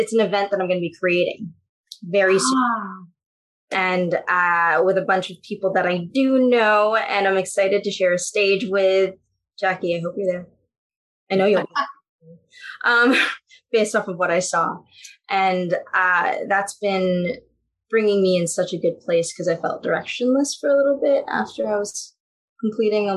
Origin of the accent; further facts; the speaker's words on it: Philippines; as a Filipino